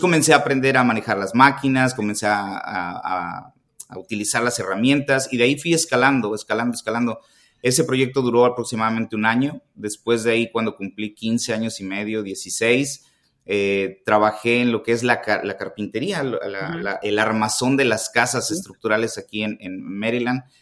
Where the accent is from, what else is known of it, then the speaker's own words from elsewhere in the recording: Xalapa, Veracruz, Mexico; moved away as an adult; now in United States; nos fuimos para Jalapa, Veracruz, que es de donde soy yo, y ahí cursé mis tres años